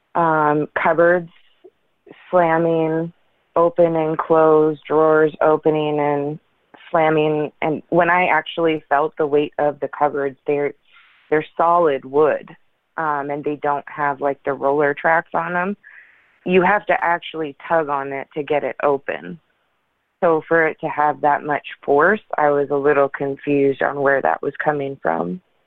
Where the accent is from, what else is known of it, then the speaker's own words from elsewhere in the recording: Portland, Oregon, United States; now in Washington, United States; I'm from Portland, Oregon originally